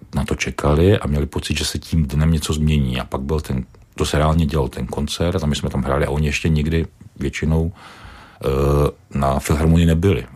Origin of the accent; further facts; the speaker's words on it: Czechia; jsem Čech